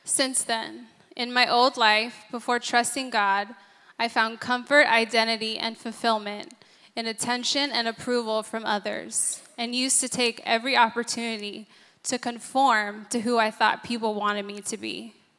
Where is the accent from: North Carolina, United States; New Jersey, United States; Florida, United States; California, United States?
California, United States; San Diego; I grew up in San Diego